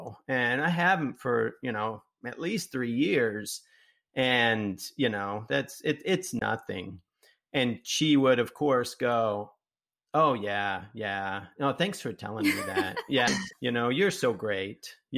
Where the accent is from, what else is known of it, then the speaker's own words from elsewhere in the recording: Utah, United States; now in Phoenix, United States; I was afraid of running into people that I knew because I grew up in Utah.